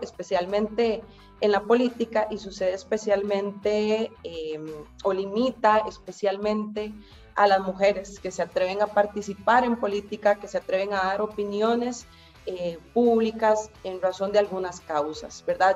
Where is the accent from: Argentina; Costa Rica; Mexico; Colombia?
Costa Rica; acá en mi país, en Costa Rica